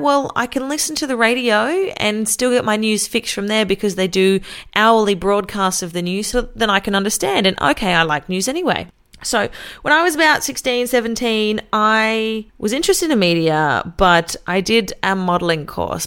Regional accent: Australia; also born or lived in Wollongong, New South Wales; I am an Australian female radio announcer and podcaster

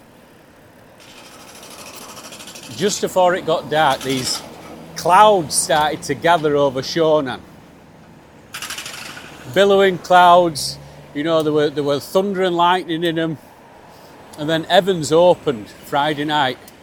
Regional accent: Yorkshire and the Humber, United Kingdom; moved away; as a Yorkshireman

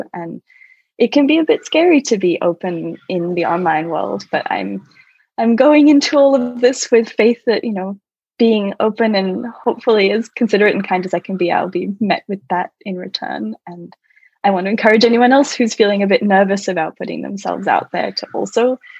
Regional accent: Australia; Yes, so I was born in Australia, and I say I'm Australian because that's where I'm born, but I've never felt that connected to any one particular culture.

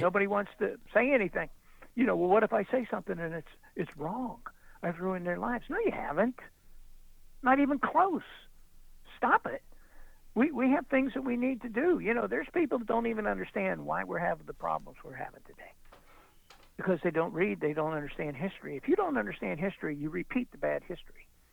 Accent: United States; I'm an American

